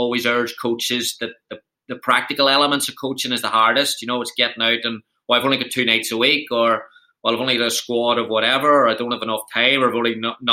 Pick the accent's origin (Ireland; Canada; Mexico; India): Ireland; moved away as an adult; now in United States; coming from Ireland